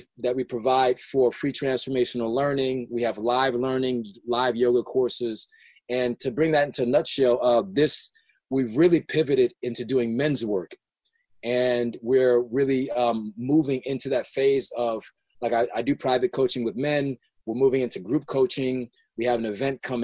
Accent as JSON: {"language": "English", "town": "Los Angeles", "region": "California", "country": "United States", "tie": "born or raised there", "said": "I grew up in South Central LA, South"}